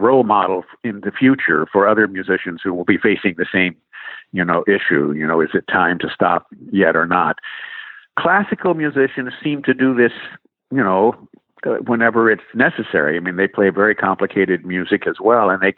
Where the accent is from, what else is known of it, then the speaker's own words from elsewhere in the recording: Indiana, United States; we moved about a year and a half later to another part of Indiana, my home state